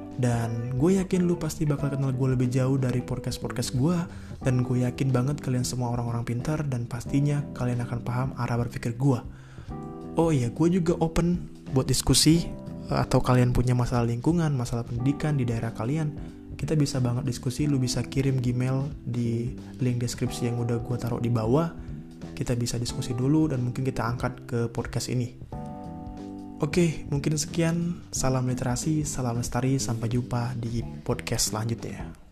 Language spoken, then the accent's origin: Indonesian; Depok, West Java, Indonesia; gue berasal dari Depok